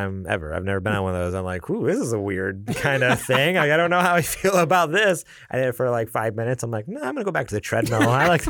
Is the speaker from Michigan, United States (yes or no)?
no; New York, United States; I'm from New York.